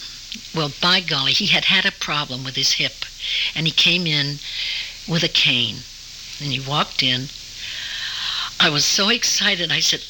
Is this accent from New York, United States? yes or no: yes; New York City, New York, United States; I was born in New York City, up off Riverside Drive in a private house.